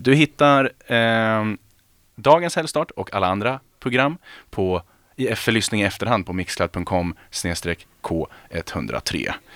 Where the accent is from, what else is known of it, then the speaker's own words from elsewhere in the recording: Örebro, Örebro County, Sweden; jag är ju själv, jag är från Örebro